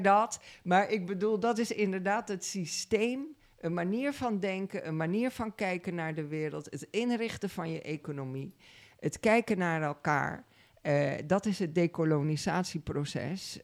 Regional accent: Suriname; now in Netherlands; Ik kom uit Suriname. Ik ben eh, daar geboren en getogen.

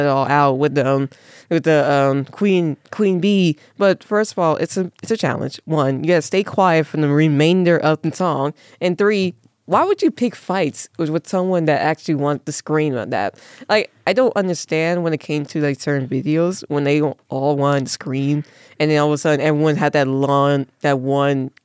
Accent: Las Vegas, Nevada, United States; Born and raised in Las Vegas.

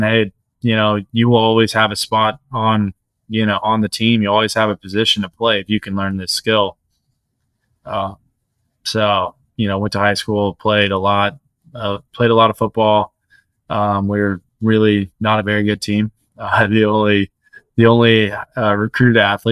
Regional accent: El Cajon, California, United States; I grew up in Elgon, California, blue collar suburb of San Diego

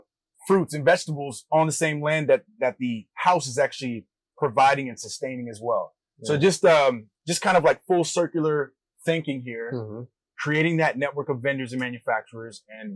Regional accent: Maryland, United States; now in Los Angeles, United States; I grew up in Maryland from the East Coast and moved out here in 2015.

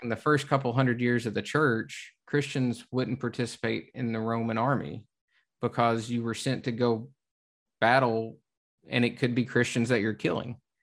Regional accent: the South, United States; growing up in the South

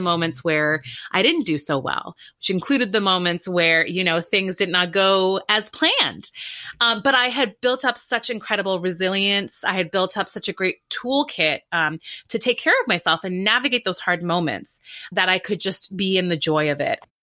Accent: Canada; moved away as an adult; now in New York, United States; I grew up in Canada

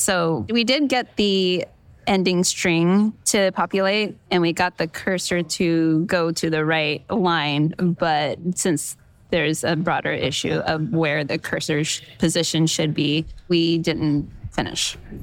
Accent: California, United States; I'm from California

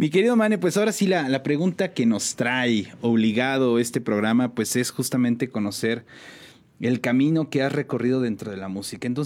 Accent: San Juan del Río, Querétaro, Mexico; Yo soy originario de aquí de San Juan del Río

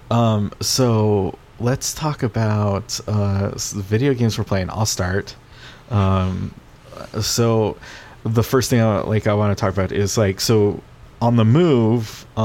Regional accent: Pacific Northwest, United States; I we like I come from the Northwest where there's beer everywhere, right? Everybody drinks beer.

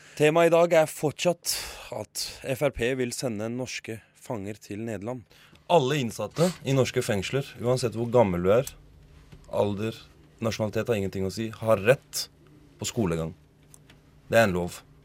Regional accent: Norway; first language Norwegian; Jeg er norsk

